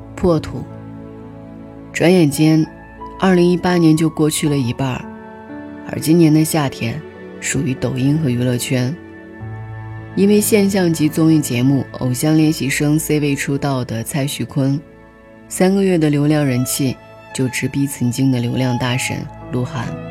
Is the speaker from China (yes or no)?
yes; China; 我们国家